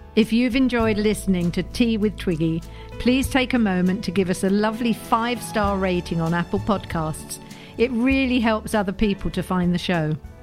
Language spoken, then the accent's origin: English; London, United Kingdom; I was seventeen years old. I was from Neasden.